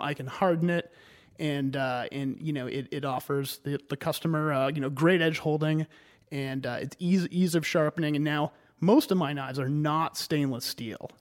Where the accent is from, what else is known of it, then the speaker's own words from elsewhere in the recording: Cumberland, Maine, United States; also born or lived in Hartford, Connecticut; I've been a Mainer ever since then. Uh, and I grew up in Cumberland.